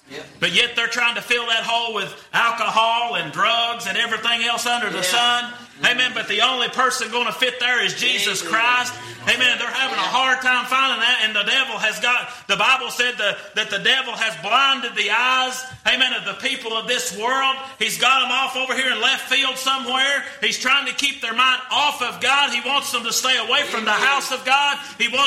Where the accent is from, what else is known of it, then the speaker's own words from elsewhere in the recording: Greenback, Tennessee, United States; I'm from Greenback